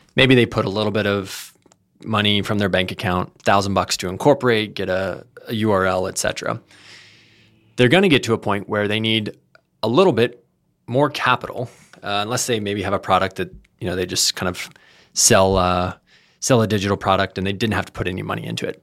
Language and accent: English; Texas, United States; moved away as an adult; now in California, United States; I'm originally from Texas.